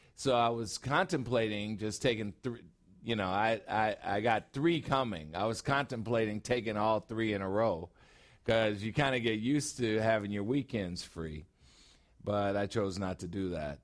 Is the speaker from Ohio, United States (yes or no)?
no; Chicago, Illinois, United States; now in Phoenix, United States; I'm a Chicagoan and now I'm in Phoenix